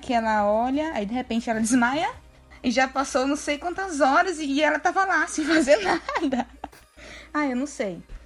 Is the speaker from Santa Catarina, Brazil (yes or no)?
no; a town near Salvador, Bahia, Brazil; moved away; Lá na minha cidade não tinha cinema, só tinha cinema em Salvador